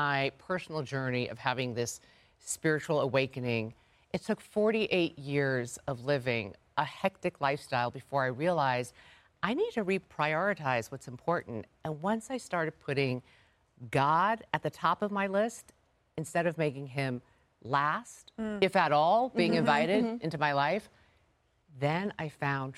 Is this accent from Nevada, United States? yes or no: no; New York City, New York, United States; moved away; Real Housewives of Queens, New York, my hometown